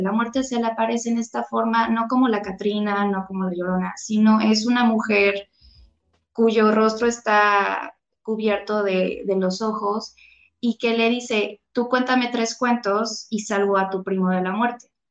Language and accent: Spanish; Xalapa, Veracruz, Mexico; moved away as an adult; also born or lived in Mexico City; yo soy de Jalapa, Veracruz. Eh, nací en Ciudad de México, toda mi familia es de Ciudad de México, pero yo crecí en Jalapa, Veracruz